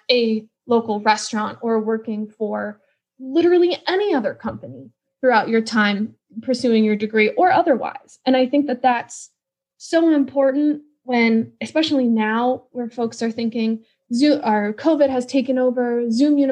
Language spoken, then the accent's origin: English; Wisconsin, United States; now in Washington, D.C., United States; I grew up in Wisconsin